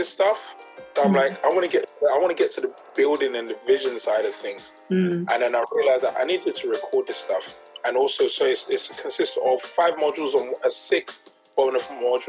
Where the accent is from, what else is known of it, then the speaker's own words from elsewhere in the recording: London, United Kingdom; I grew up in Peckham, South East London